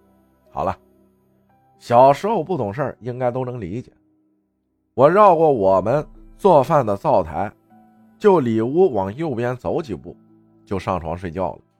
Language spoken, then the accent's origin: Chinese; Sinan, Guizhou, China; 我的老家在贵州省铜仁市思南县的一个小山区里，我从小是跟着爷爷奶奶一起生活的，爸爸一直都外出打工，只有过年才回家一次。